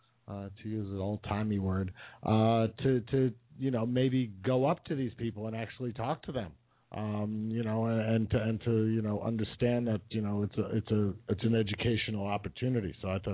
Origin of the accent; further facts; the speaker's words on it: Commack, New York, United States; also born or lived in Boston; I grew up on Long Island. I grew up in Comac